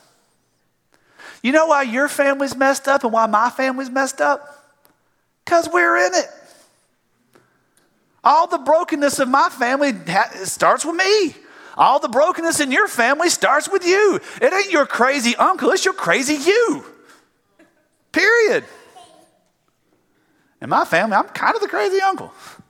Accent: the South, United States; I'm from the South.

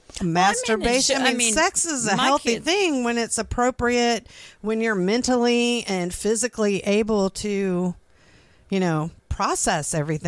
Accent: Florida, United States; because when we moved here from Florida, we lived here for like a year in 2000, and for the first time ever my kids rode a bus to school

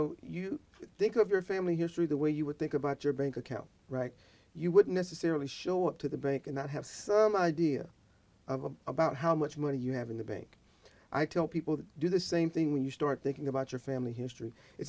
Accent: the South, United States; I'm from the South. Fried foods.

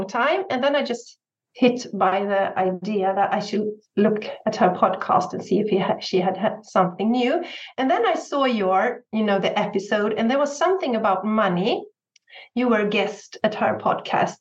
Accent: Sweden; I'm from Sweden. So I live in Sweden with my husband and I have 3 sons

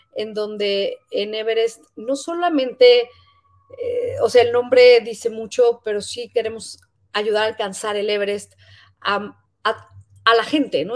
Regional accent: Mexico; muchos como mexicanos

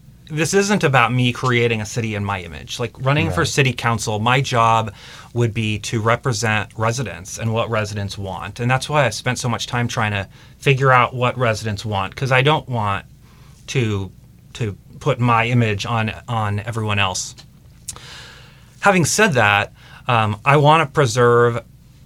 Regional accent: Mercer Island, Washington, United States; born or raised there

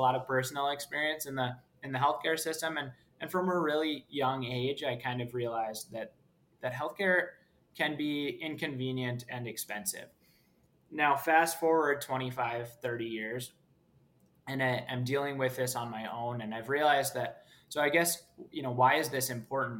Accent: Minneapolis, Minnesota, United States; I grew up in Minneapolis, Minnesota

